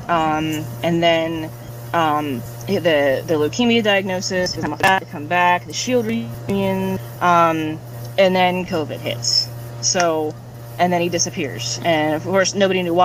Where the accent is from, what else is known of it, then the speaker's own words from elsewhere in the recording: Pittsburgh, Pennsylvania, United States; I'm from Pittsburgh